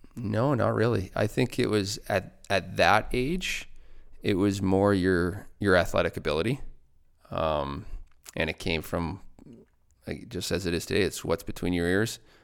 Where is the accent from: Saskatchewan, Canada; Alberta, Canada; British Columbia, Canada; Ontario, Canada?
Saskatchewan, Canada; Bruno; moved away; also born or lived in Lloydminster; I grew up, uh, in Bruno, Saskatchewan.